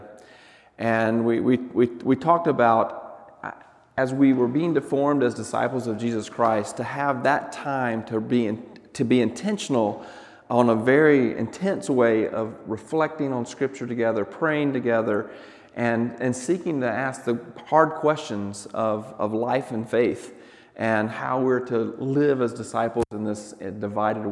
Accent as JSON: {"language": "English", "area": "the South", "region": "Southern United States", "country": "United States", "also_born_or_lived": "Douglas, Arizona", "moved": "yes", "said": "as a Southerner"}